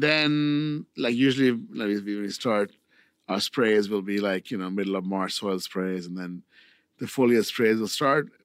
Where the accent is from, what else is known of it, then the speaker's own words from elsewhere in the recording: India; now in Cambria, United States; I'm from India